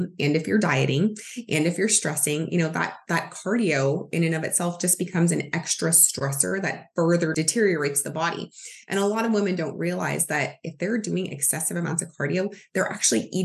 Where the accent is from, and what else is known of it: United States